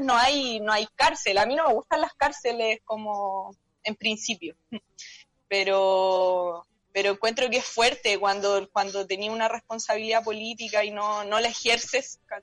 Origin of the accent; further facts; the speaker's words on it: San Antonio, Valparaíso, Chile; Toda la vida, nací en el hospital Claudio Vicuña, vivo en San Antonio